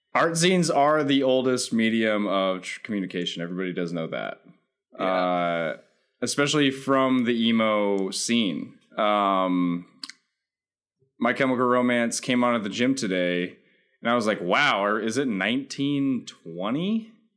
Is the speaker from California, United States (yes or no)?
yes; California, United States; I was in fact born in California